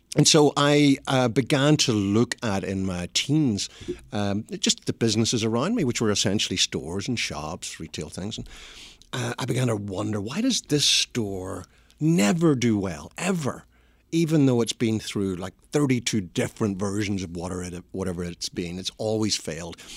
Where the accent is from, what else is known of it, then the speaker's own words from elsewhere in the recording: Belfast, Northern Ireland, United Kingdom; accent: Northern Irish; moved away as an adult; now in United States; I was born in Belfast, which is the messy bit of Ireland